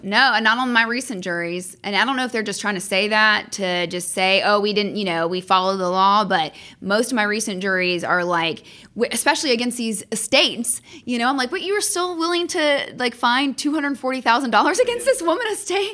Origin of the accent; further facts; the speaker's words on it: Franklin, Tennessee, United States; moved away as an adult; also born or lived in Athens, Georgia / Austin, Texas; now in Atlanta, United States; I grew up outside of Nashville, Tennessee, in a town called Franklin.